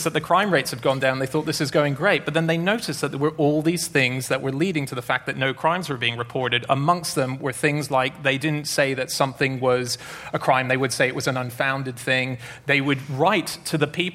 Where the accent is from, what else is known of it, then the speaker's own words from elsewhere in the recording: Australia; I'm Australian